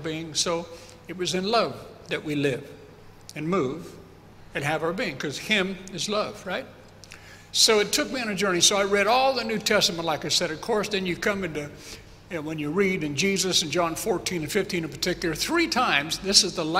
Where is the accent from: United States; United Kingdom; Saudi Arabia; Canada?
United States; being American